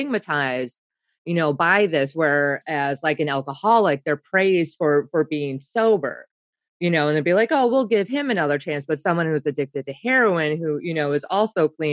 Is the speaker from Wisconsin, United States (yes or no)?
yes; Wisconsin, United States; I'm from Wisconsin